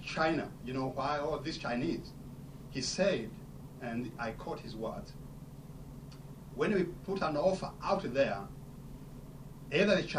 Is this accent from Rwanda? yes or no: yes; Rwanda; I'm from Rwanda.